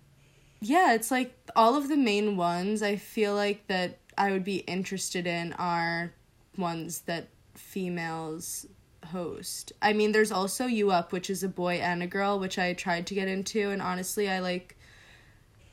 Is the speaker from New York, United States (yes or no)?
yes; New York, United States; as a New Yorker.